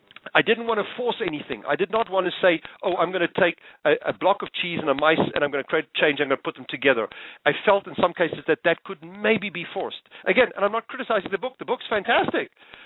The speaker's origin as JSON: {"language": "English", "country": "Tanzania", "tie": "born there", "also_born_or_lived": "South Africa", "said": "Believe it or not, I was born in the Serengeti."}